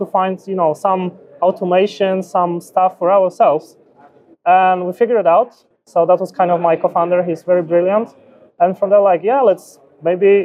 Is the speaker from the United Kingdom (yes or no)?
no; Poland; also born or lived in Bay Area, United States; originally born and raised Poland